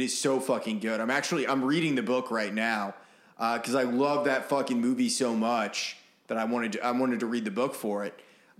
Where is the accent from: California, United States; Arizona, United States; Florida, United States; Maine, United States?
Maine, United States; Brunswick; my hometown is famous for a couple different things. One, Harriet Beecher Stowe wrote Uncle Tom's Cabin.